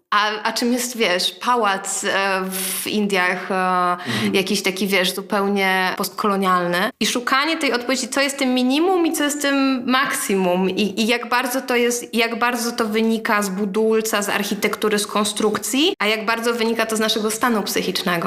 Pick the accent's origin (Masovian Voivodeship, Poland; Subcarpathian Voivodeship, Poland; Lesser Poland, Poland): Masovian Voivodeship, Poland; Warsaw; ja się wychowałam na Starym Żoliborzu